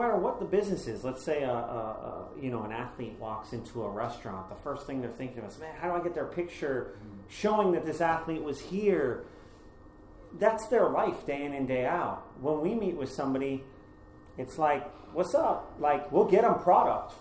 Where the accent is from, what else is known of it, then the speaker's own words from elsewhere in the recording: Boston, Massachusetts, United States; moved away as an adult; now in Los Angeles, United States; I come from Boston